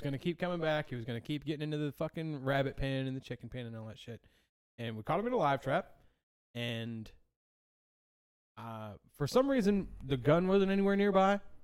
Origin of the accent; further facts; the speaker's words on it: Pine Tucket, the South, United States; I grew up in Pine Tucket